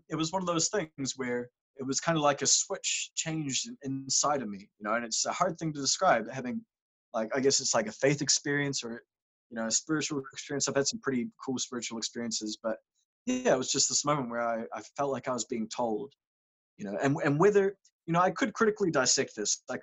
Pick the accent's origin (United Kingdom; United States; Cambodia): Cambodia; Growing up in Cambodia, I was a misanthropist.